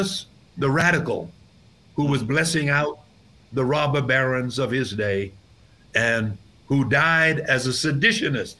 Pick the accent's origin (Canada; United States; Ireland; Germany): United States; New York; When I grew up in New York and when I pastored in New York